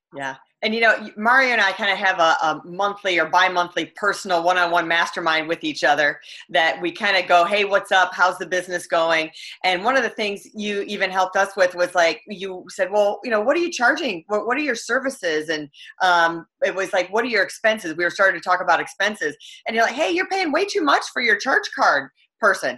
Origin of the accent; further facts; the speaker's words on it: Michigan, United States; my hometown, Michigan